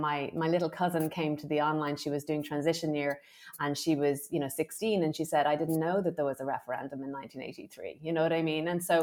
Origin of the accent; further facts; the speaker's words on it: Ireland; moved away as an adult; also born or lived in New York City; growing up in Ireland.